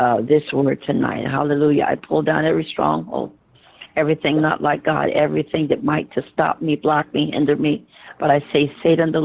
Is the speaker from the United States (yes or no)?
yes; Georgia, United States; as a child, I grew up in the South and in Georgia